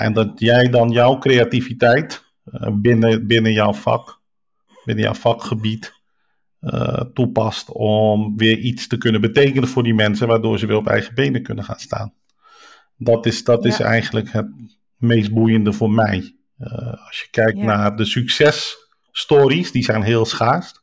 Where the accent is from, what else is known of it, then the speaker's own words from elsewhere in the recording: Rotterdam, South Holland, Netherlands; ik kom dus uit Rotterdam, geboren en getogen. waarschijnlijk ook aan mijn accent een beetje te horen.